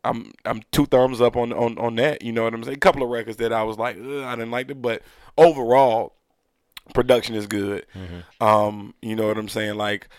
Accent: the South, United States; nah, I'm a Southerner and I don't like it up north.

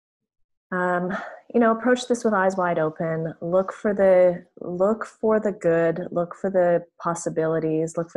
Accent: Canada; as a Canadian

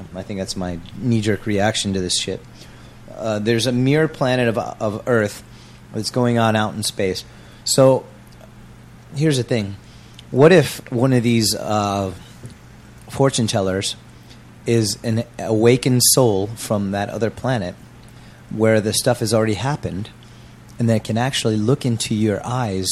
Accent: United States; moved away as an adult; now in Changwon, South Korea; CVG, CGV airport from my hometown

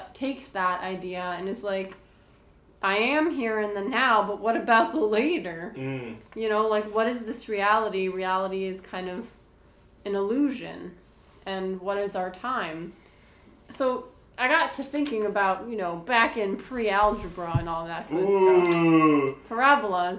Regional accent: Boston, Massachusetts, United States; I'm from Boston

